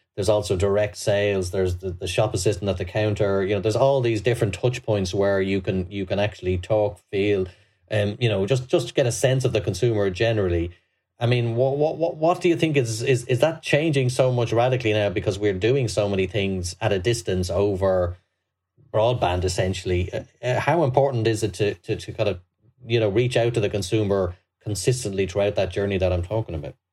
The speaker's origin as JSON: {"language": "English", "country": "Ireland"}